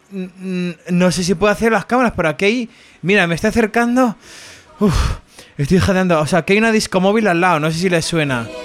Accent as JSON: {"language": "Spanish", "town": "A Coruña", "region": "Galicia", "country": "Spain", "said": "Yo, a ver, yo soy de Coruña."}